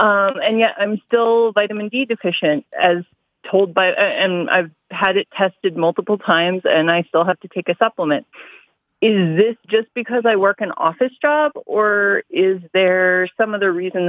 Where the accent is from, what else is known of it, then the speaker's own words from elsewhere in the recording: Denver, Colorado, United States; No, because I grew up here.